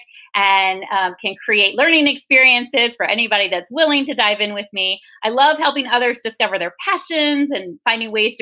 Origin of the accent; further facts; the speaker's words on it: Virginia, United States; moved away as an adult; also born or lived in Las Vegas, Nevada / Memphis, Tennessee; I'm from Virginia on the East Coast